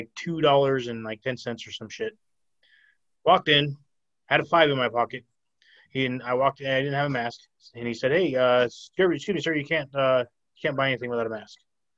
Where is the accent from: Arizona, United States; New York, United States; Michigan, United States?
Arizona, United States; And I didn't have a mask. I'm from Arizona. We didn't fucking believe in masks.